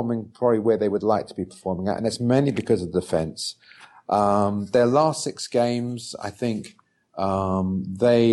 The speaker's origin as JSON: {"language": "English", "region": "London", "country": "United Kingdom", "tie": "born or raised there", "moved": "yes", "lives_now": "New York, United States", "said": "I live in New York and I was born in London"}